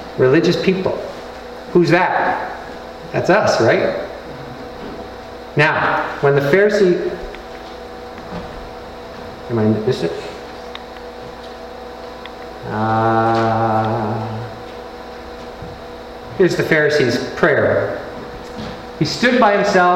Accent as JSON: {"language": "English", "country": "Canada", "said": "I'm Canadian"}